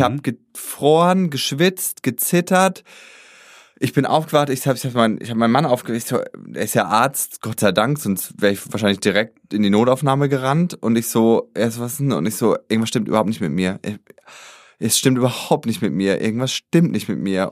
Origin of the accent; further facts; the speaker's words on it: Germany; ich komme aus Deutschland